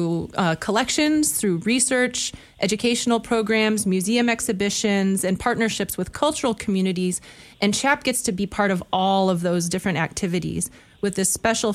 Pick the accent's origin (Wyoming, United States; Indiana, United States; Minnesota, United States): Indiana, United States; northern; moved away as an adult; also born or lived in Chicago, Illinois / Michigan / Japan; Was born in Chicago, raised in a small community in northern Indiana